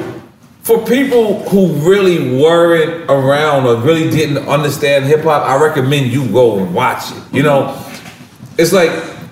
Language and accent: English; Puerto Rico; I'm from Puerto Rico